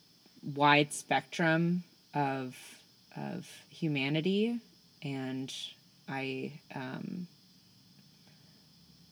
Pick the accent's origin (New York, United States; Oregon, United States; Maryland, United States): New York, United States; New York City; I'm from Brooklyn.